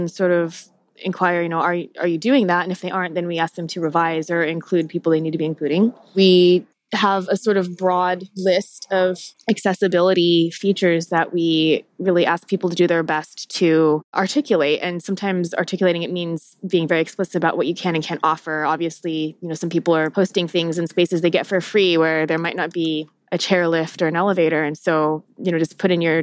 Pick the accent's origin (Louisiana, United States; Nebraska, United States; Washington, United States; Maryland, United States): Washington, United States; Tacoma; also born or lived in New York / New Haven, Connecticut; now in Seattle, United States; I'm actually not from Seattle properly. I'm from Tacoma, Washington